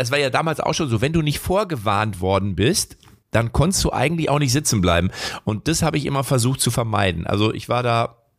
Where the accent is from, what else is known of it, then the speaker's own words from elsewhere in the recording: Lippstadt, North Rhine-Westphalia, Germany; Also ich bin, ja, ich komme ja aus Lippstadt.